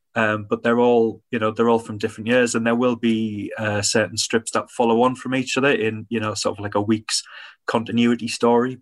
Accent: Hartlepool, North East England, United Kingdom; when I grew up in Hartlepool

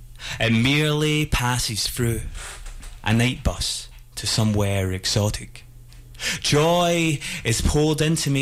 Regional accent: Scotland, United Kingdom; obviously very dark comedy since it's about death and I'm Scottish

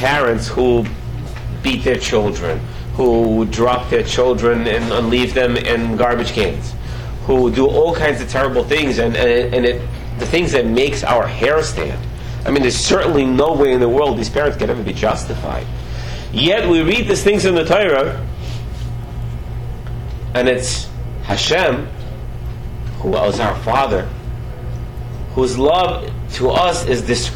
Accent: Russia; now in United States; I was brought up back in Soviet Union

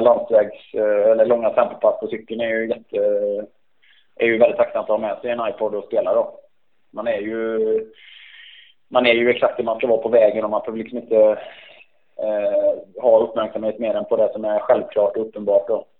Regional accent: Borås, Västra Götaland, Sweden; har ju väldigt fin terräng i Borås där jag är uppvuxen

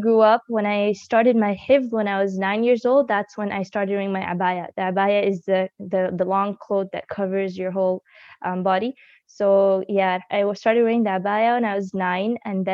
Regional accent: Buffalo, New York, United States; also born or lived in Dallas, Texas; initially, I was born in Dallas, Texas, and then we moved to New York because of the good environment there in Buffalo.

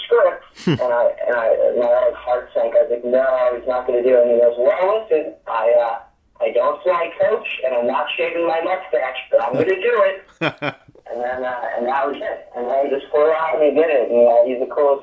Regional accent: Virginia, United States; I grew up actually right outside Baltimore in Virginia

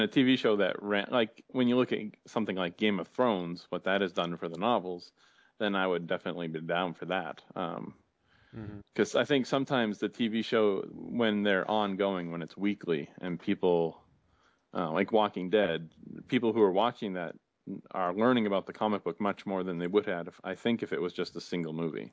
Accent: near Boston, Massachusetts, United States; I grew up near Boston

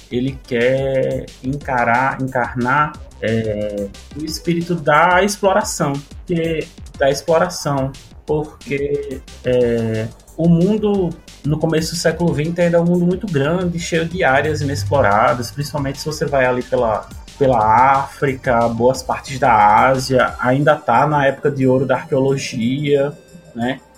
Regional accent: Natal, Rio Grande do Norte, Brazil; now in Brasília, Brazil; eu sou lá de Natal, mas atualmente mora em Brasília

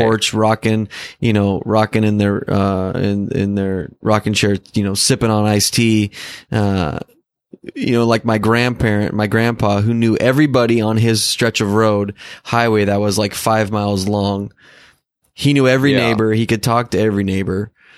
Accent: Southern Oregon, United States; also born or lived in Portland, Oregon; I grew up in Southern Oregon

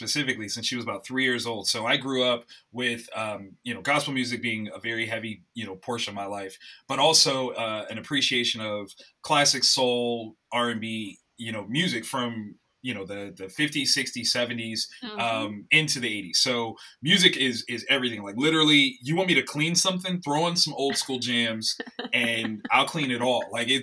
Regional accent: Columbus, Ohio, United States; I'm born and raised in Columbus, Ohio

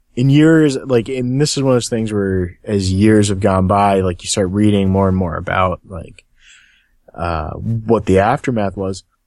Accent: Cincinnati, Ohio, United States; I'm from Cincinnati

